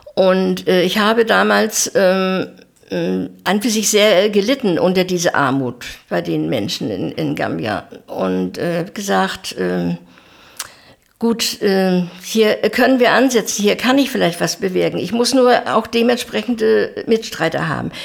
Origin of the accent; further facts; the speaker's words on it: Zernin, Mecklenburg-Vorpommern, Germany; moved away as an adult; also born or lived in Bützow; now in Güstrow, Germany; bin in Zernin aufgewachsen bis zu meinem 18. Lebensjahr